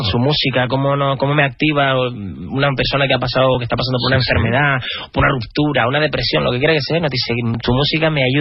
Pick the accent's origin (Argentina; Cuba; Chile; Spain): Spain; Canary Islands; nos sentimos muy afortunados de, vivir y de proceder de las afortunadas precisamente y valoramos mucho ser, ser canarios.